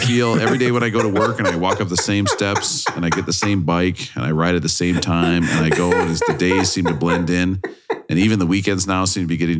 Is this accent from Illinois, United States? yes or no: no; Minnesota, United States; I'm from Minnesota.